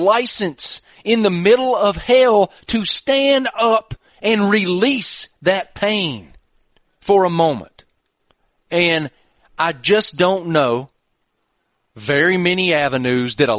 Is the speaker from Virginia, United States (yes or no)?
yes; Giles County, Virginia, United States; in my hometown, the greatest employer in my county is Virginia Tech. People live in Giles because it's beautiful